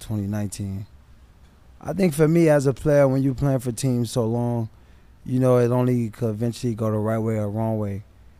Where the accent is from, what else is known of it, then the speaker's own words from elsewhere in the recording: Miami, Florida, United States; also born or lived in Pittsburgh; Well, I grew up right here in Liberty City.